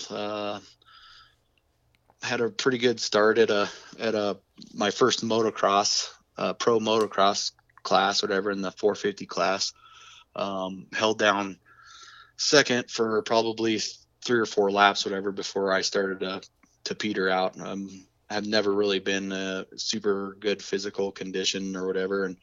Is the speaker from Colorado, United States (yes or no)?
yes; Colorado, United States; my dad has always been into drag racing, and I grew up around Bandimere Speedway and and uh, going to the drag races and stuff.